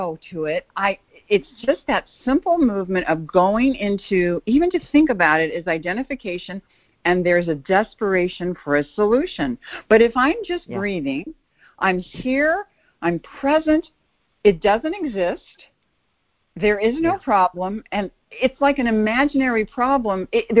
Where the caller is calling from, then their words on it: Bay Area, California, United States; Actually, I'm calling from Chicago, normally from the Bay Area.